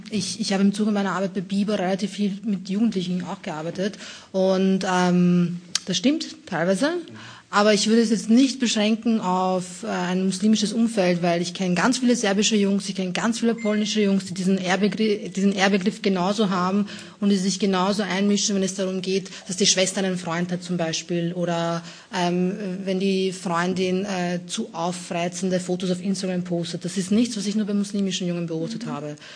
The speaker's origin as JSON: {"language": "German", "region": "Lower Austria", "country": "Austria", "tie": "born or raised there", "said": "Also ich komme aus einem, äh, aus einem Arbeiterhaus, ich bin in, in Niederösterreich aufgewachsen, in einer kleinen Arbeiterstadt und da hatte ich auch ganz viele österreichische Mitschüler"}